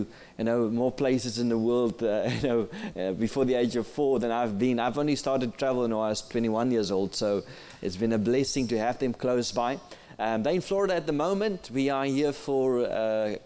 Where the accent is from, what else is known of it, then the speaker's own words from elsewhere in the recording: South Africa; first language Afrikaans; English is a second language; I'm from South Africa.